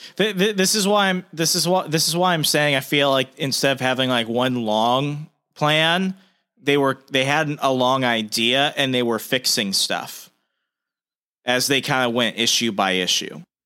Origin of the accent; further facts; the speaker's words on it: the American South, United States; I'm a Southerner